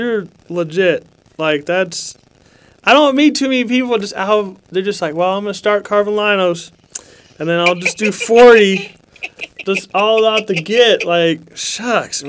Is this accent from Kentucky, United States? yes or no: yes; Lexington, Kentucky, United States; I'm from Lexington, Kentucky